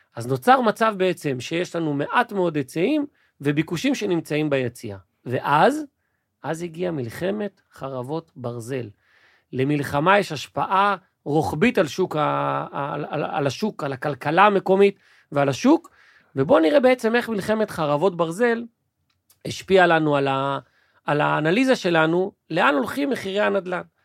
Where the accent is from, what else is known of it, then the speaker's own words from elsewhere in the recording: Israel; בתרבות שלנו, כישראלי